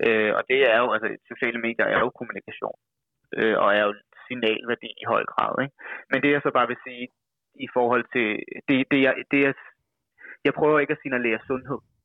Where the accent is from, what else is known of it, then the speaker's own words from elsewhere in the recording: Værløse, Capital Region of Denmark, Denmark; moved away as an adult; now in Copenhagen, Denmark; vokset op ude omkring, øh, Værløse, hedder det